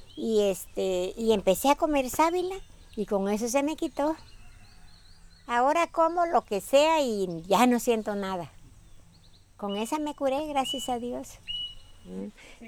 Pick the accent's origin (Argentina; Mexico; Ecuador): Mexico; Petatlán, Guerrero; now in Marqués de Comillas, Mexico; Yo soy del estado de Guerrero, del municipio de Petatlán.